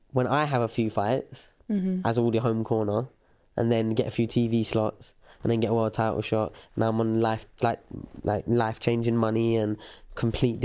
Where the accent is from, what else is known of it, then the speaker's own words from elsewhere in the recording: England, United Kingdom; it's hard to be proud of being English or British